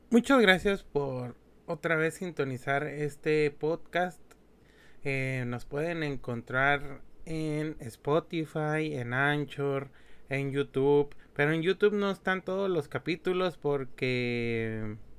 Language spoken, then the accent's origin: Spanish; Mexico; nosotros sabemos o nos identificamos como mexicanos